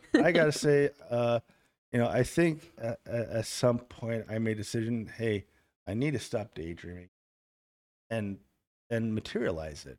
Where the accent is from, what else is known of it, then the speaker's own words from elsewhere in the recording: Germany; moved away; also born or lived in Milwaukee, Wisconsin / Kenosha, Wisconsin; I was raised in Germany